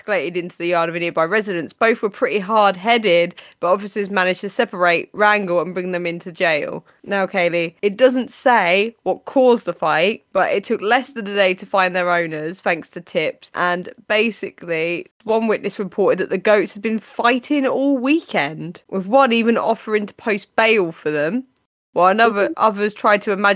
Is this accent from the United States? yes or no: no; United Kingdom; We're British